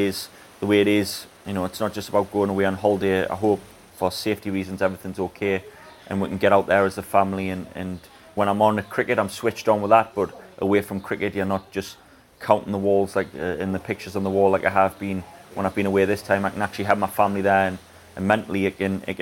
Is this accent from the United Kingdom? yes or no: yes; England, United Kingdom; As an Englishman